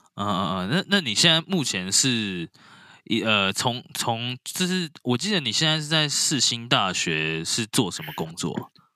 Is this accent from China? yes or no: no; Taiwan; 我们台湾人最常吃的东西，卤肉饭